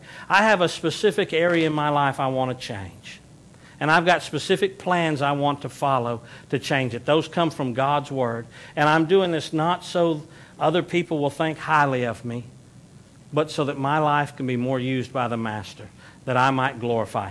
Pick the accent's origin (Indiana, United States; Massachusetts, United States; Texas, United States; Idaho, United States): Texas, United States; we're from the South, especially those of us that are Texans